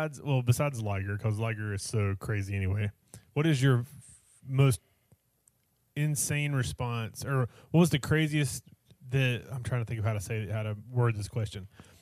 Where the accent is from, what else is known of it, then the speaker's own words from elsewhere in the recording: North Carolina, United States; No, I'm from North Carolina.